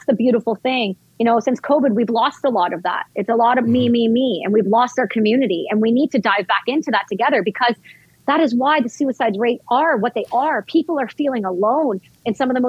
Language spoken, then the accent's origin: English; Vancouver, British Columbia, Canada; I'm actually in New York right now for some press, but I'm from Vancouver